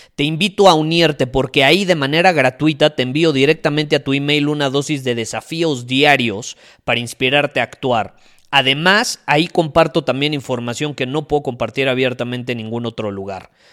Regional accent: Mexico; en mi país, en México

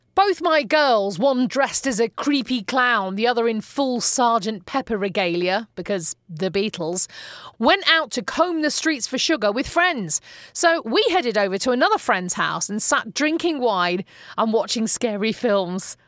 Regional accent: Manchester, North West England, United Kingdom

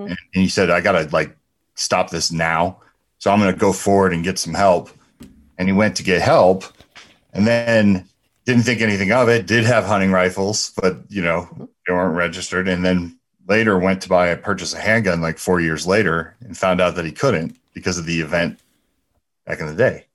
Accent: New Jersey, United States; growing up in New Jersey

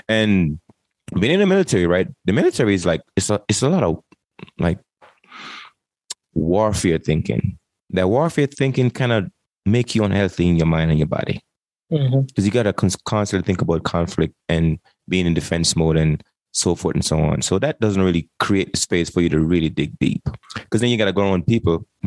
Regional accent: Jamaica; moved away; I came from Jamaica in 1998 and joined the military

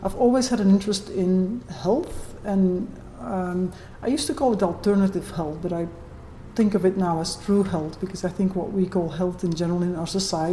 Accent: Brussels, Brussels-Capital Region, Belgium; moved away as an adult; now in Okanagan, Canada; I'm originally from Europe. I was born in Brussels and moved to Canada about 2 years ago now.

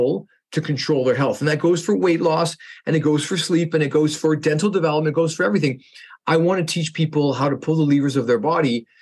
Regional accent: Canada; I'm a Canadian dentist

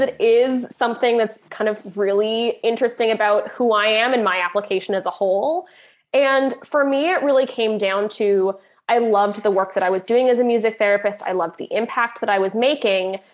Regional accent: Canada; moved away as an adult; now in Ireland; I'm Canadian

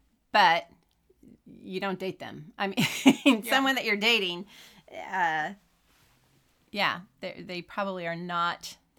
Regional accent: Sacramento, California, United States; I am from Sacramento.

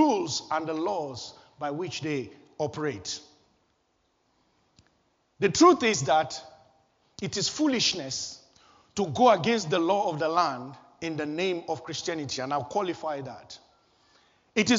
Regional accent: Kano, Kano State, Nigeria; I was born in Kano, northern Nigeria, on a Friday

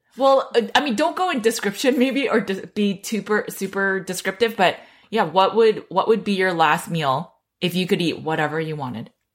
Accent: California, United States; I grew up in California

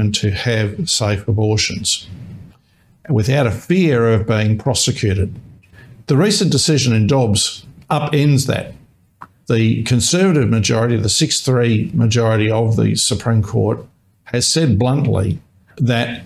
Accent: Australia; I, as an Australian surrogacy lawyer

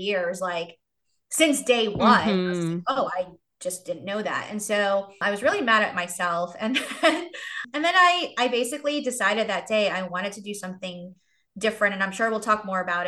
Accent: New York City, New York, United States; moved away as an adult; also born or lived in Asheville, North Carolina; now in Charlotte, United States; I grew up in New York City

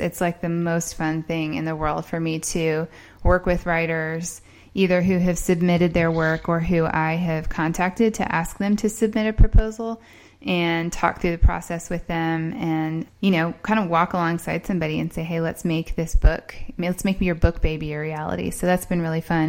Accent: Indiana, United States; moved away as an adult; also born or lived in Columbia, South Carolina; which is not where I'm from, if you can tell by my accent. I'm mostly from Indiana.

